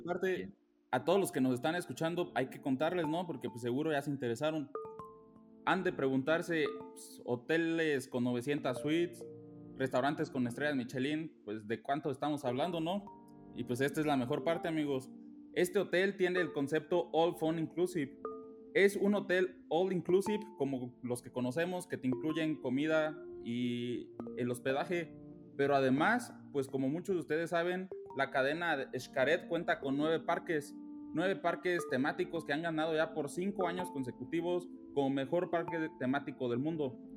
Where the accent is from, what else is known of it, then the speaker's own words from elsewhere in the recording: Mexico; nosotros como mexicanos